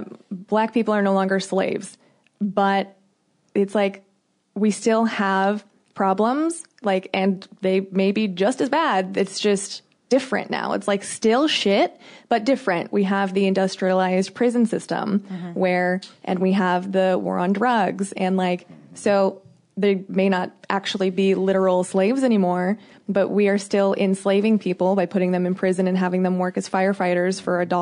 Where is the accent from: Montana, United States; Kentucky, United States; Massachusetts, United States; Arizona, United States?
Arizona, United States; Phoenix; this conversation really hits home for me because I grew up in Phoenix, which is highly diverse.